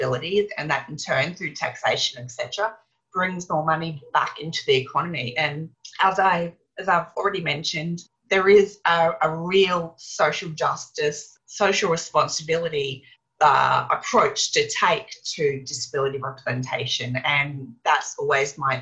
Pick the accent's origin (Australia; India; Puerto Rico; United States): Australia; I was a little white blonde kid running around the Australian backyard